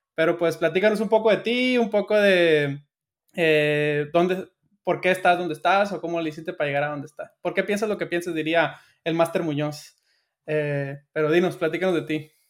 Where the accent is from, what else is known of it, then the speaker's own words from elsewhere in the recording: Sinaloa, Mexico; yo soy de Sinaloa